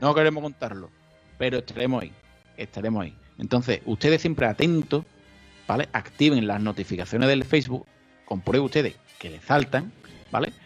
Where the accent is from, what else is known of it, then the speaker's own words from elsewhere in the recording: Chiclana de la Frontera, Andalusia, Spain; yo soy de Chiclana